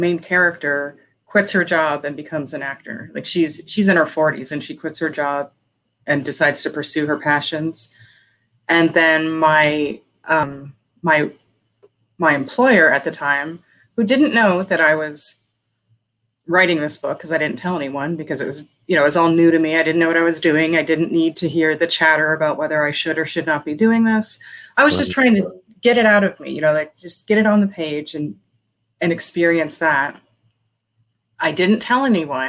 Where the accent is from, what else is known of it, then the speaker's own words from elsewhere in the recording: Las Vegas, Nevada, United States; also born or lived in Pennsylvania; I am in Las Vegas. I was born in Pennsylvania. But I grew up in Las Vegas